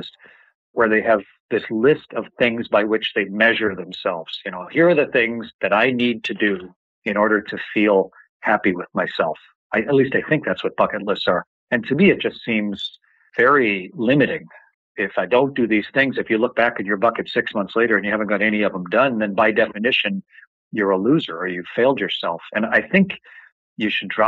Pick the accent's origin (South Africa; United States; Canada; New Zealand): Canada; I'm a Canadian. We don't even have a space agency up in my country.